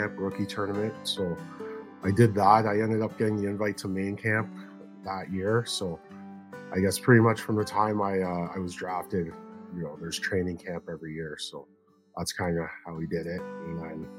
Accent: Toronto, Ontario, Canada; growing up in Toronto, there's a very strong grassroots program here

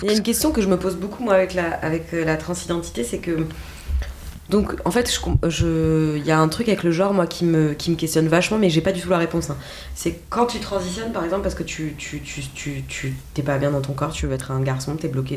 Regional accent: Alsace, Grand Est, France; accent: Alsatian; avec notre accent alsacien

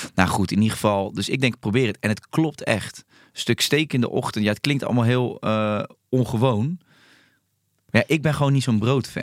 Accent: Rotterdam, South Holland, Netherlands; ik kom uit Charloes.

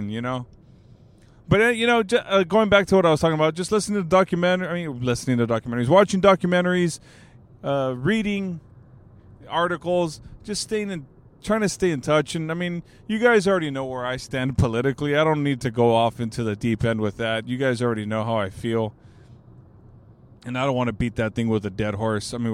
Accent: California, United States; and I'm from the Bay Area, man. I'm from the Bay.

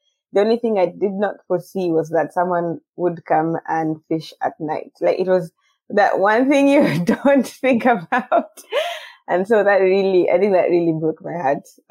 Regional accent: Nairobi, Kenya; also born or lived in Tarbo, near Eldoret; I kind of grew in between Nairobi

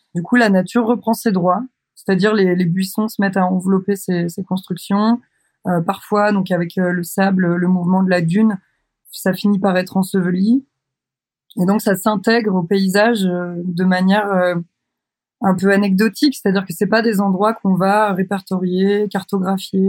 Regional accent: Douarnenez, Brittany, France; now in Brest, France; J'ai grandi à Douarnenez, dans le Finistère, en Bretagne, en France, et j'habite à Brest.

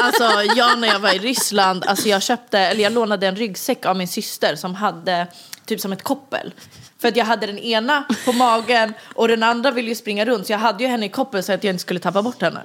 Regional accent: Stockholm, Stockholm County, Sweden; jag är uppvuxen i Vårberg egentligen

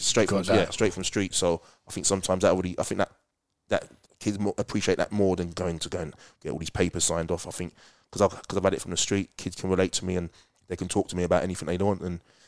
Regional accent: London, United Kingdom; because I'm not a teacher, I'm more, because I'm like from London.

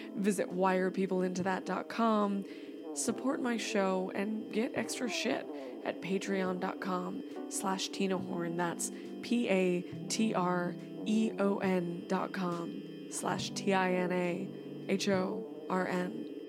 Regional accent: California, United States; I grew up in California

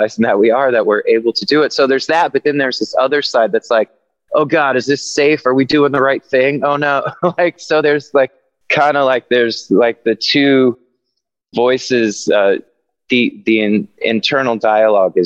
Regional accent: North Carolina, United States; I grew up in North Carolina, and where I grew up in North Carolina was not a tiny town, but it was relatively small

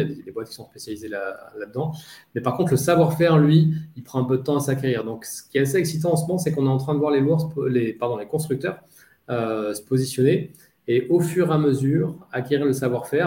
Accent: Nice, Provence-Alpes-Côte d'Azur, France; also born or lived in Paris / London; now in Marseille, France; être niçois d'origine

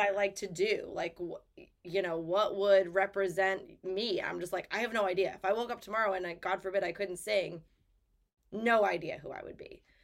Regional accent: Lakeville, Massachusetts, United States; also born or lived in Nashville; it is my hometown

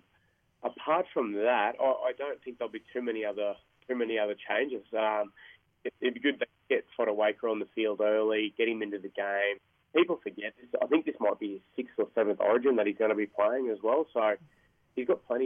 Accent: Queensland, Australia; I'm a Queenslander

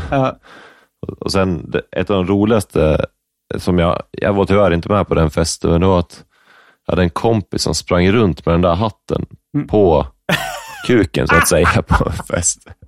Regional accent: Upplands Väsby, Stockholm County, Sweden; born there; Upplands Väsby tror jag. Mm. Lövenströmska hette det tror jag.

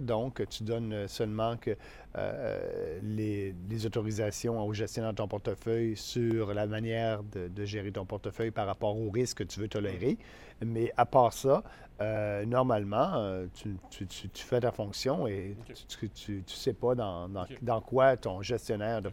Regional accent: Beauce, Quebec, Canada; also born or lived in Montreal / Ottawa; la Beauce, pour moi, c'est, c'est ma région, c'est mon coin, c'est mon coin de pays.

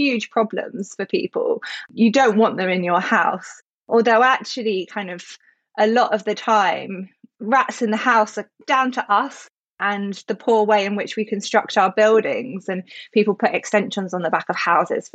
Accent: North Essex, East of England, United Kingdom; moved away as an adult; now in London, United Kingdom; I was born in London, but my parents moved out to North Essex, which is semi-rural

